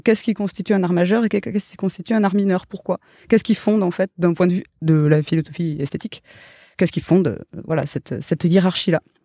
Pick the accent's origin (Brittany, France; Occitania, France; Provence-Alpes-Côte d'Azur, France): Occitania, France; Gers; moved away; also born or lived in Toulouse; j'ai grandi dans le Gers